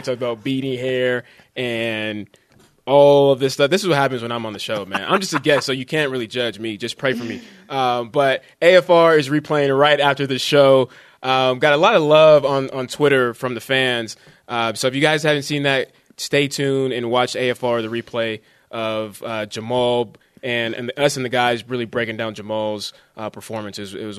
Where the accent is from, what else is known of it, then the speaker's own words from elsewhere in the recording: Fremont, California, United States; moved away; also born or lived in Antioch, California; I'm actually from the Bay Area. Grew up in Fremont and Antioch.